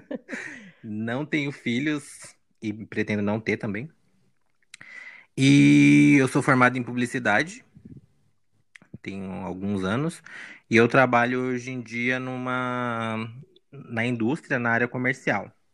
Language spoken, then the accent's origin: Portuguese; Arujá, São Paulo, Brazil; moved away as an adult; now in Mogi das Cruzes, Brazil; eu morei minha vida inteira em Arujá